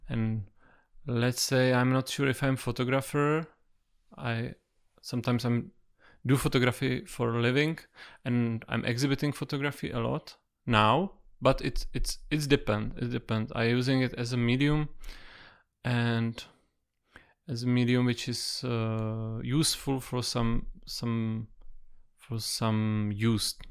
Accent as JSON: {"language": "English", "region": "Prague", "country": "Czechia", "tie": "born or raised there", "said": "I was born in Prague. I, I live in Prague whole life, and I was raised uh, close"}